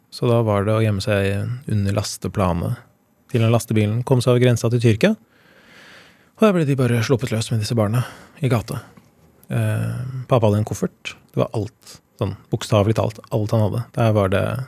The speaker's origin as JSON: {"language": "Norwegian", "town": "Elverum", "region": "Innlandet", "country": "Norway", "tie": "born or raised there", "also_born_or_lived": "Trysil", "said": "De bodde i Trysil da jeg ble født i Elverum"}